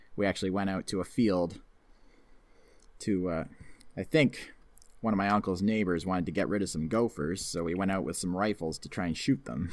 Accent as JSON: {"language": "English", "country": "Canada", "also_born_or_lived": "near Toronto", "said": "I'm living in the section of Canada that's very Americanized. I mean, I live close to Toronto"}